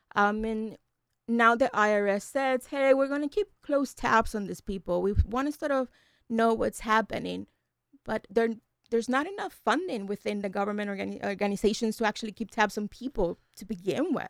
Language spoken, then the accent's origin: English; Puerto Rico; now in Delaware, United States; I'm from Puerto Rico